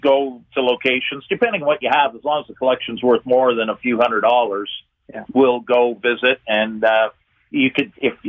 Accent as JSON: {"language": "English", "town": "Hamilton", "region": "Ontario", "country": "Canada", "said": "I'm from Hamilton."}